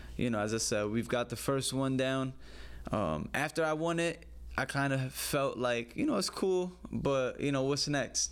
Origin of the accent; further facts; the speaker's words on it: New York City, New York, United States; I grew up in the Bronx